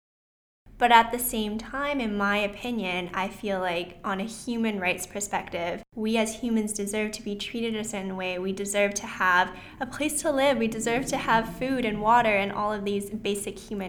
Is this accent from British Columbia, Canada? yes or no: yes; Vancouver, British Columbia, Canada; I was also born and raised in Vancouver, Canada, so I am Canadian